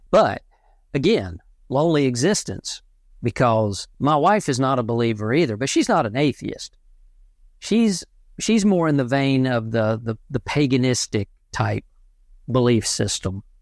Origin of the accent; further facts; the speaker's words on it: the Bible Belt, United States; I, I grew up in in the Bible Belt and I'm not religious at all.